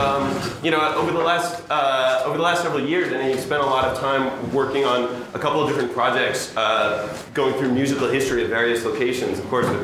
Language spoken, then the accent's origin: English; New York City, New York, United States; I am from New York City